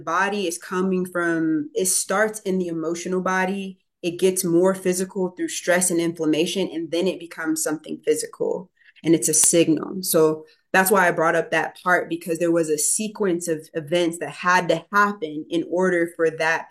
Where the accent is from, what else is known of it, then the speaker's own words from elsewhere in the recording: Chicago, Illinois, United States; I'm from inner city Chicago. I was born in 1990. I grew up in Inglewood